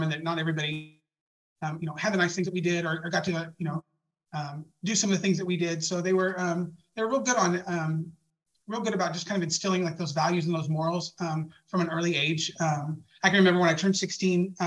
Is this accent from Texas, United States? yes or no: yes; Dallas, Texas, United States; I was born and raised in Dallas, Texas. And I lived there my entire life